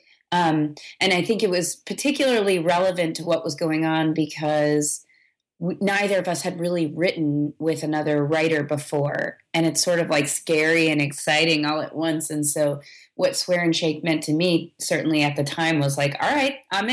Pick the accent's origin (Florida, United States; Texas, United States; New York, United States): New York, United States; moved away as an adult; also born or lived in Brooklyn, New York; now in Nashville, United States; we're all originally from New York, New York State.